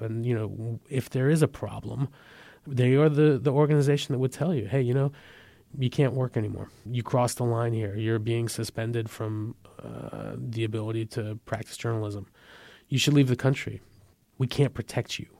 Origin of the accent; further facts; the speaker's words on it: San Francisco Bay Area, California, United States; They got married, they had my brother and I, raised us in, in the San Francisco Bay Area